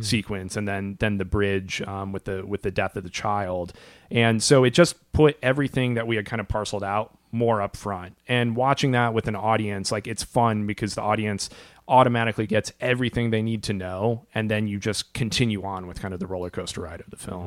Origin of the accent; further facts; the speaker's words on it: Iowa, United States; Brian and I, growing up in Iowa, um, we would go to haunted houses all the time in October